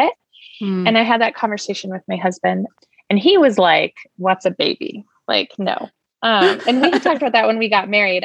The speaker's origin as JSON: {"language": "English", "region": "Alaska", "country": "United States", "tie": "born or raised there", "moved": "as an adult", "lives_now": "Seattle, United States", "said": "I grew up in Alaska with you right up the street, and moved to Washington though for college"}